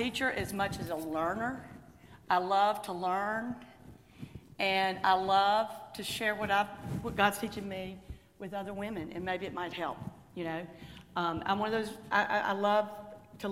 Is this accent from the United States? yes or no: yes; Jackson, Mississippi, United States; I grew up in Jackson and met my husband at Ole Miss